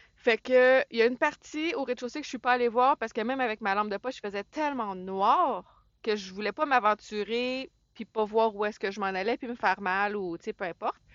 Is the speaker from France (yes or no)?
no; Saint-Jérôme, Quebec, Canada; je viens de Saint-Jérôme